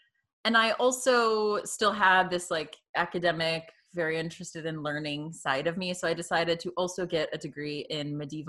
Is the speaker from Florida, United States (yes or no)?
yes; Tampa, Florida, United States; moved away; So I was born in the Tampa Bay area in Florida. Okay. Take a lot of heat for being from Florida. Especially having moved up north.